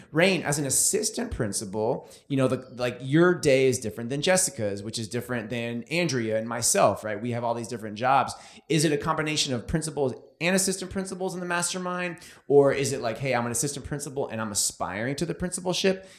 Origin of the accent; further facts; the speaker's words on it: California, United States; I'm from California.